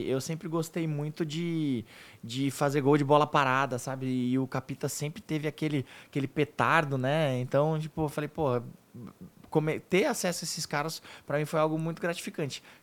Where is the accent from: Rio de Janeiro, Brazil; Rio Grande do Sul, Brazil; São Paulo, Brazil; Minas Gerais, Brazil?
São Paulo, Brazil; eu vim muito de baixo, né, do Mano, vim da periferia mesmo, vim da Vila Santa Catarina, que tenho muito orgulho